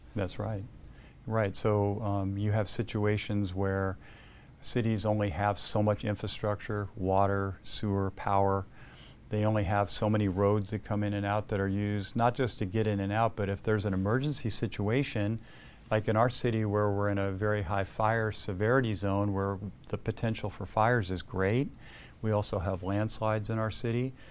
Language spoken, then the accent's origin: English; El Segundo, California, United States; I grew up in El Segundo. I lived in the South Bay my entire life